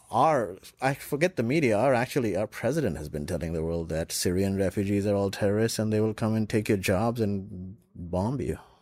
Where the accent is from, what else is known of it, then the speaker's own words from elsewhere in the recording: Lucknow, Uttar Pradesh, India; also born or lived in Dubai; now in United States; I was in Lucknow, my hometown, with my mom